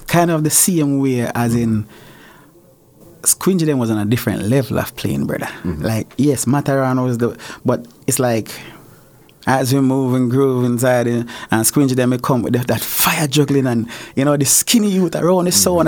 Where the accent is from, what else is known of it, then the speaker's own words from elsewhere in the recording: Westmoreland, Jamaica; moved away; also born or lived in St. Elizabeth, Jamaica / Spanish Town, Jamaica; I was born in Westmoreland, Jamaica. Um, we up in the bush